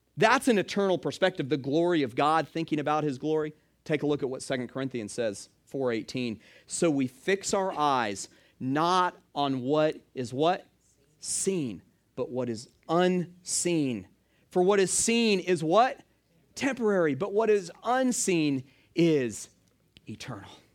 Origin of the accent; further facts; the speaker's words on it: Stone Mountain, Georgia, United States; now in Hilton Head, United States; I grew up in Atlanta. I actually grew up in, uh, Stone Mountain